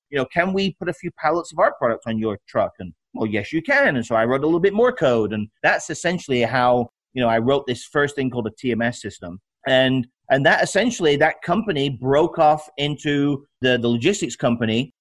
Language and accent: English; United Kingdom; moved away as an adult; also born or lived in Alabama; now in United States; I'm uh, from the UK. Uh, came here 30 now what 32 years ago. I'm 53 years old